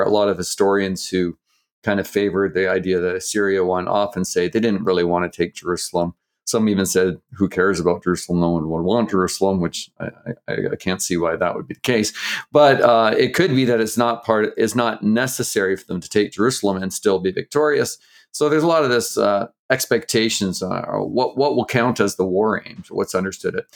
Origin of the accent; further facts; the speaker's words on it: Canada; I grew up in Canada, I'm Canadian